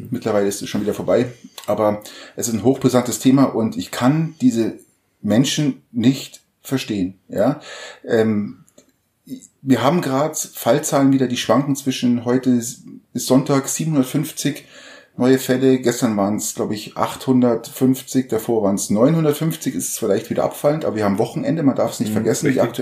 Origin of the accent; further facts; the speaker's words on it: Germany; bei uns in Deutschland